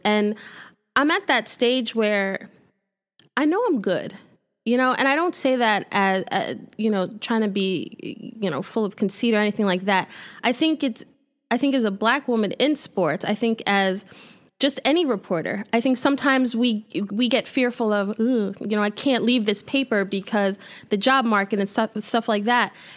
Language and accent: English; New York City, New York, United States; moved away as an adult; also born or lived in Buffalo; I'm from Brooklyn